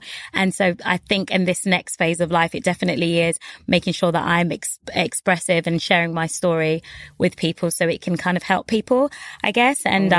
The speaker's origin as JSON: {"language": "English", "region": "London", "country": "United Kingdom", "tie": "born or raised there", "said": "I've always been North London. So when I moved from Kingsbury, I kept North."}